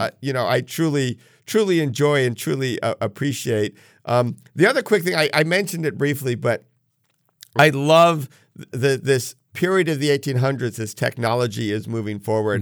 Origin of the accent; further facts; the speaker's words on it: New England, United States; growing up in New England